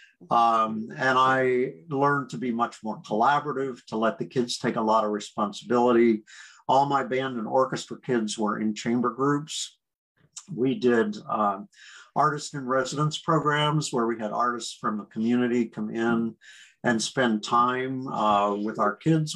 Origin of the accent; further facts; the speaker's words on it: near Gettysburg, South Central Pennsylvania, United States; moved away; also born or lived in New York / Michigan; I grew up in South Central Pennsylvania, near Gettysburg, Pennsylvania